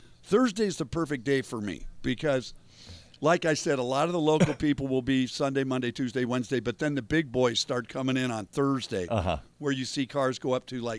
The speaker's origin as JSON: {"language": "English", "region": "Colorado", "country": "United States", "tie": "born or raised there", "said": "growing up in Colorado"}